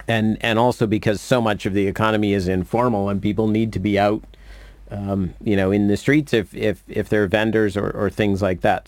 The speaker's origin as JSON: {"language": "English", "region": "Maine", "country": "United States", "tie": "born or raised there", "said": "I grew up in Maine"}